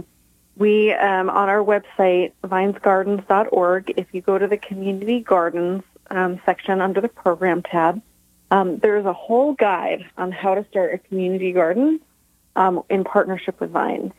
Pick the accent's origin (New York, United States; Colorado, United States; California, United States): New York, United States; Tully; In my hometown of Tully, New York, small town between Cortland and Syracuse